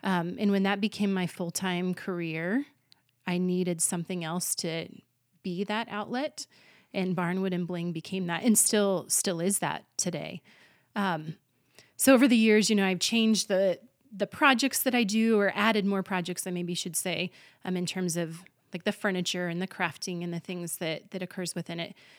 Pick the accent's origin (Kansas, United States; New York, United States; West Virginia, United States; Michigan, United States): Kansas, United States; Colby; Colby is my hometown